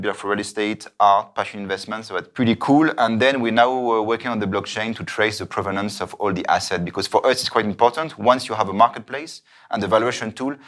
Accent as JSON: {"language": "English", "town": "Paris", "region": "Île-de-France", "country": "France", "tie": "born or raised there", "also_born_or_lived": "New York / Dubai", "moved": "as an adult", "lives_now": "Zurich, Switzerland", "said": "I'm from France. I grew up in Paris."}